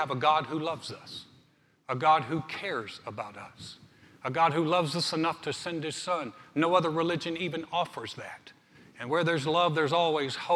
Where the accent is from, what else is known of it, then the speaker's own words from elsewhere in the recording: Greensboro, North Carolina, United States; moved away as an adult; now in Texas, United States; my hometown of Greensboro, North Carolina